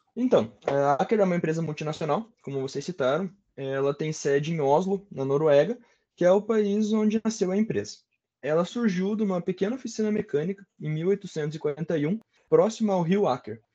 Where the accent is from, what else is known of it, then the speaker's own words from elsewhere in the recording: Ponta Grossa, Paraná, Brazil; eu sou natural de Ponta Grossa, nasci e cresci por aqui, morei alguns aninhos fora, mas acabei voltando para cá